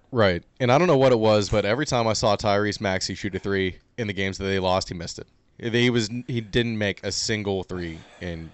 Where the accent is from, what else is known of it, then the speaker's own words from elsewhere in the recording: Uniontown, Pennsylvania, United States; I say I'm from Pittsburgh, but I'm from yeah. Uniontown